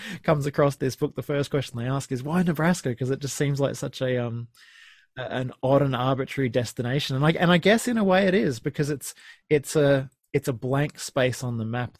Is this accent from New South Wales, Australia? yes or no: no; Sunshine Coast, Queensland, Australia; I was a quite sheltered Sunshine Coast kid growing up in Queensland.